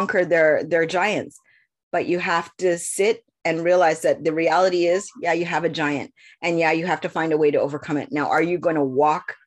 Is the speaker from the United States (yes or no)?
no; Canada; I was born in Canada